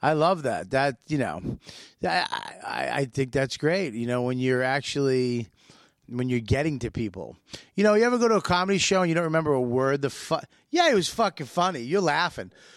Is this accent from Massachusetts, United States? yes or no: yes; Boston, Massachusetts, United States; moved away; We're both from Boston.